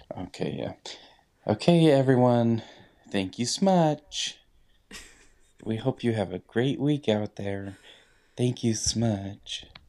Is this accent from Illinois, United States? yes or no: no; Utah, United States; now in Idaho, United States; we come from Utah